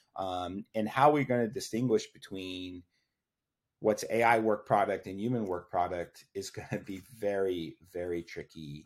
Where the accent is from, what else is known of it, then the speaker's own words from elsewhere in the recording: Austin, Texas, United States; I grew up in Austin, Texas